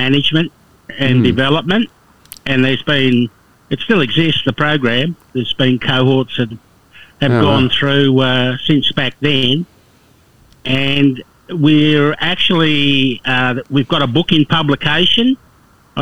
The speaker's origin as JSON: {"language": "English", "town": "Alice Springs", "region": "Northern Territory", "country": "Australia", "tie": "born or raised there", "also_born_or_lived": "Perth", "moved": "yes", "lives_now": "Katherine, Australia", "said": "I was actually born and bred in Alice Springs, and I went to university in Perth years ago"}